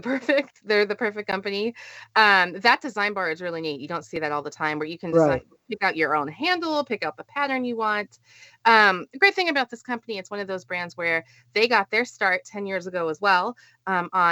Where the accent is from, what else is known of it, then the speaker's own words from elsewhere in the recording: Southern California, United States; I grew up in Southern California